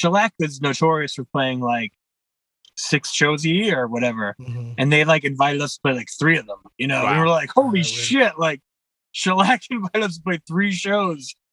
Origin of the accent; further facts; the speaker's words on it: Jersey City, New Jersey, United States; also born or lived in Bayonne, New Jersey; I grew up in Greenville